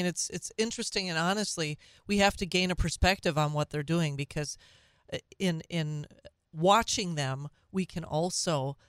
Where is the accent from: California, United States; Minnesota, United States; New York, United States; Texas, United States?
Minnesota, United States; moved away as an adult; now in central Wisconsin, United States; when we lived in Minnesota, my home state.